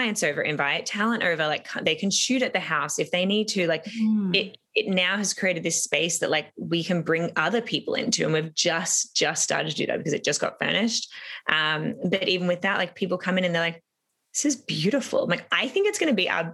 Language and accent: English; Melbourne, Victoria, Australia; moved away as an adult; now in Toronto, Canada; I'm from Australia. So I had moved almost 8 years ago now, which is like blows my mind crazy. But I had moved to Toronto from Melbourne